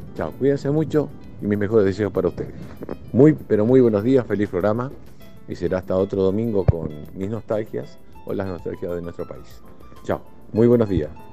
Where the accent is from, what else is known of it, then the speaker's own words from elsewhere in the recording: Montevideo, Uruguay; now in New Jersey, United States; yo soy de Montevideo